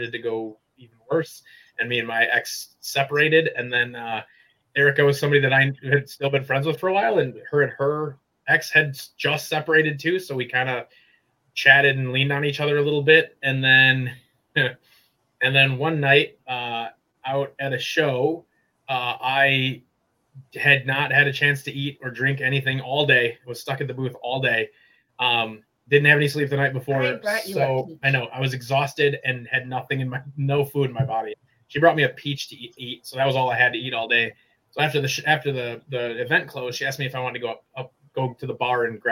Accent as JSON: {"language": "English", "region": "Wisconsin", "country": "United States", "tie": "born or raised there", "moved": "as an adult", "lives_now": "Illinois, United States", "said": "I lived my entire life in Wisconsin"}